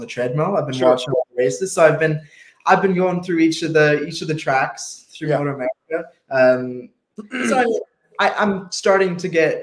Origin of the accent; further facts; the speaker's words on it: Alberta, Canada; also born or lived in England; I know what it's like to be a young Canadian kid.